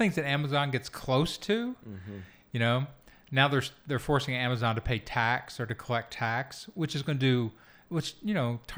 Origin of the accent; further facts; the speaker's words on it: Kentucky, United States; I'm from Kentucky. I did not ignore it. I grew up in it.